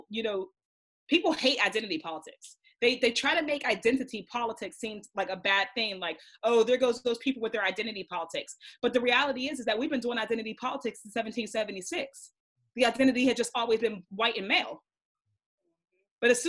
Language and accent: English; Braddock, Pennsylvania, United States; I'm from Braddock